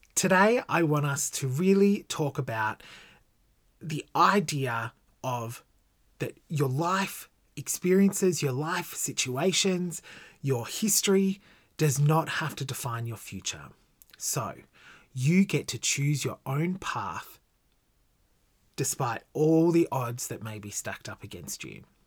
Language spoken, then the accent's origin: English; Gold Coast, Queensland, Australia; I was born on the Gold Coast in nineteen eighty-six.